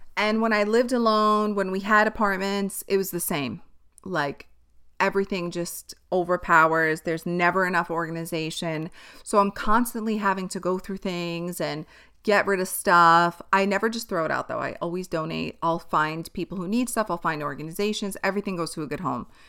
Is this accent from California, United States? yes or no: no; New York City, New York, United States; Born and raised in Staten Island